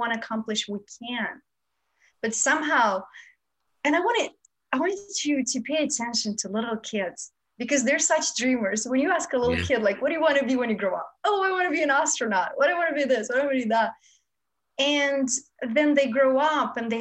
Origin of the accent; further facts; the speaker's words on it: Moldova; now in Los Angeles, United States; I grew up in Moldova, which is a part of Romania.